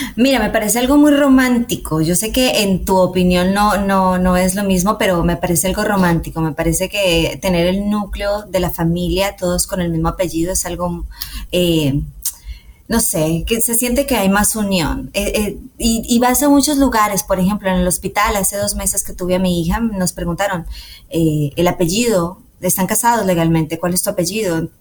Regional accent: Colombia; los colombianos amamos la música mariachi

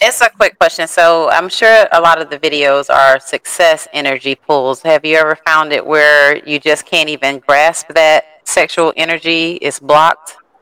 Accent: St. Petersburg, Florida, United States; I'm from St. Pete, Florida.

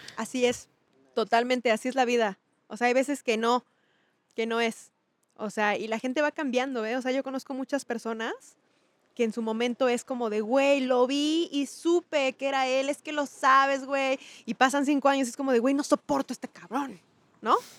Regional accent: Chiapas, Mexico; also born or lived in State of Mexico; vivíamos en el Estado de México, o sea, yo crecí en Chiapas

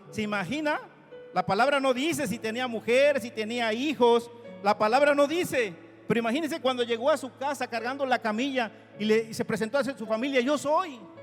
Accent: Oaxaca, Mexico; conocí a una amiguita de mi pueblo en este lugar, en Oaxaca, Crecimos juntos, estudiamos la primaria juntos

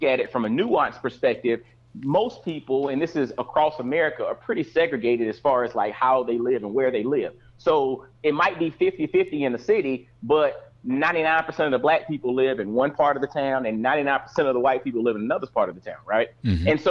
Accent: Augusta, Georgia, United States; moved away as an adult; also born or lived in Atlanta, Georgia; now in Knoxville, United States; I'm born and raised in Augusta, Georgia. But, you know, went to college in Atlanta, but literally Knoxville has been home since 2003.

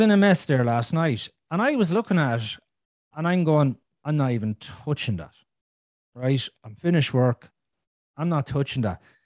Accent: Ireland; I'm Irish

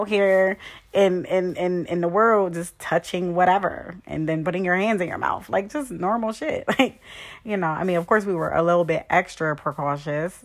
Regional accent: Hershey, Pennsylvania, United States; also born or lived in Philadelphia, Pennsylvania; now in Harrisburg, United States; I'm originally from Philadelphia, Pennsylvania. I live in Harrisburg, Pennsylvania. I went to a boarding school practically all my life in Hershey, Pennsylvania

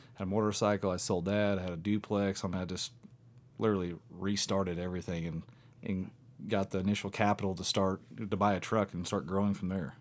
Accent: near Evansville, Southwest Indiana, United States; I'm from Southwest Indiana, just outside of Evansville, Indiana. And I came from, um, a, a small town, and grew up hunting.

